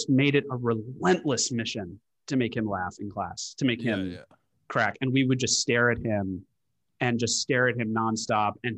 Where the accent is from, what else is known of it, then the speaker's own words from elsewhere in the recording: Washington, District of Columbia, United States; also born or lived in London; my dad was stationed in D.C. for his work, and we stayed in D.C.